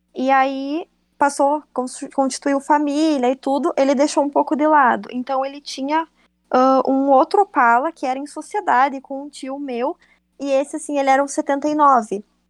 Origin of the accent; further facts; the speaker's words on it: Cruz Alta, Rio Grande do Sul, Brazil; sou de Cruz Alta, no Rio Grande do Sul